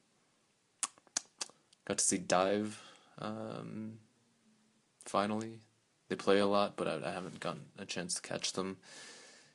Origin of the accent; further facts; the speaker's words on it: Delaware, United States; Firefly, which is in Delaware, in my home state